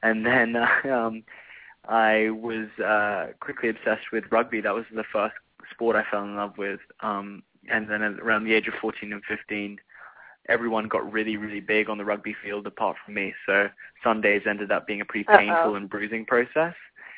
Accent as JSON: {"language": "English", "country": "France", "tie": "born or raised there", "also_born_or_lived": "Sydney, Australia", "said": "I was born in Australia, in Sydney, and at the age of 3, my parents wanted to take an adventure, and we were supposed to move to France for a year, and we ended up staying for 7 years."}